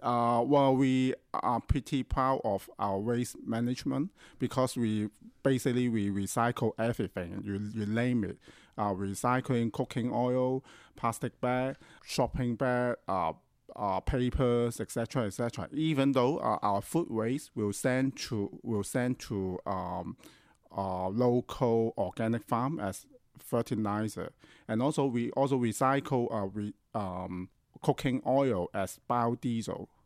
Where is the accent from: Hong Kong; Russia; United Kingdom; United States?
Hong Kong; I grew up in Hong Kong